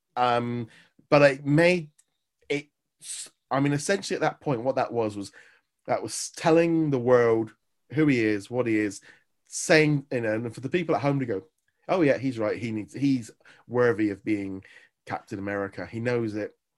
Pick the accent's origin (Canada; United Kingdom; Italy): United Kingdom; England